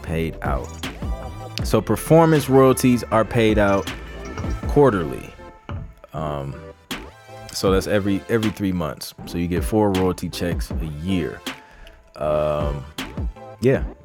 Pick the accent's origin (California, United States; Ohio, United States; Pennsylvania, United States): Ohio, United States; moved away; from Cincinnati, Ohio, in the building. That's my home state